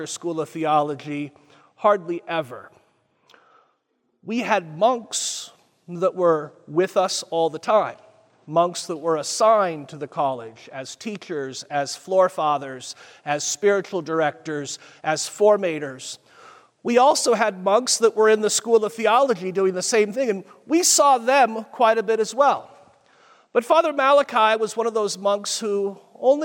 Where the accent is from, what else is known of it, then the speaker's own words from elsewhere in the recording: Springfield, Missouri, United States; I grew up in Springfield. My parents still live here